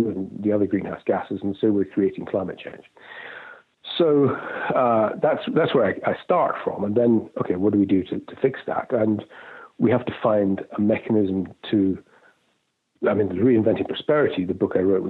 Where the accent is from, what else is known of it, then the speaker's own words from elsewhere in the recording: Scotland, United Kingdom; moved away as an adult; also born or lived in London / Hong Kong / Singapore; I was born in Scotland, brought up there